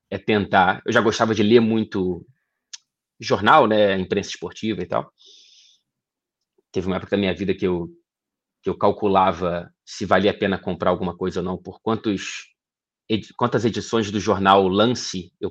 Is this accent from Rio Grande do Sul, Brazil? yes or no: no; Ouro Preto, Minas Gerais, Brazil; born there; Eu, eu nasci em Ouro Preto, Minas Gerais, onde parte da minha família reside até hoje.